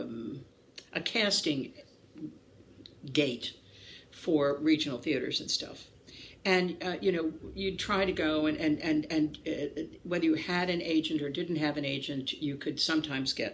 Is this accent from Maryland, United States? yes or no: yes; Maryland, United States; moved away as an adult; also born or lived in New York City / Connecticut; now in North Carolina, United States; I came from Podunk, Maryland